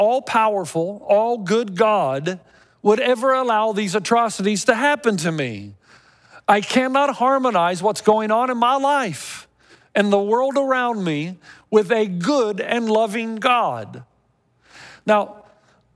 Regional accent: Tennessee, United States; when I was growing up in Tennessee

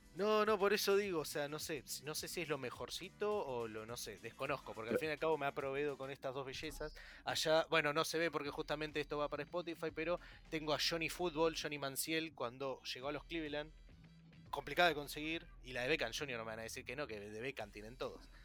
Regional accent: Argentina; el único argentino que habla de fútbol americano

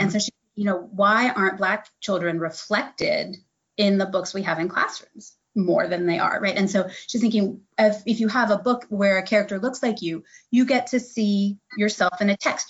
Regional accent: Midwest, United States; moved away as an adult; now in Eastern North Carolina, United States; I'm actually mm-hmm. from the Midwest.

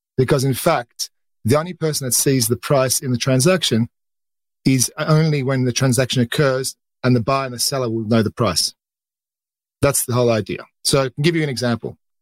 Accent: Australia; accent: Australian; moved away; You can hear from my accent, I'm Australian. I started off my career in the Australian markets.

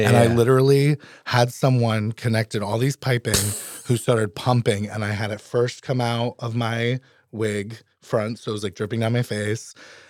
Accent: New England, United States; now in Alaska, United States; You know, we're all from New England originally and they loved it up here.

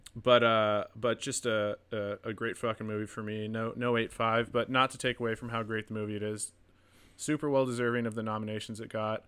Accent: the Northwest, Pacific Northwest, United States; moved away; growing up in the Northwest

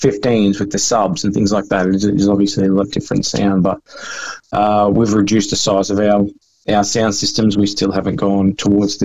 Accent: Brisbane, Queensland, Australia; Yeah, it was actually Brisbane. It was in the Redlands.

